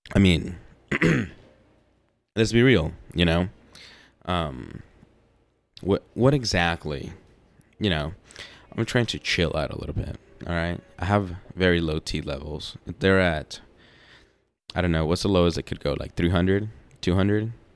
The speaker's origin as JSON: {"language": "English", "region": "the South", "country": "United States", "said": "I'm from the South, or I'm here in the South"}